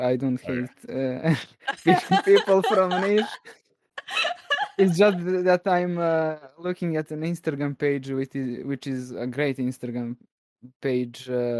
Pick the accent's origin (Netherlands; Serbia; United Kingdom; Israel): Serbia; Belgrade; I am from Belgrade.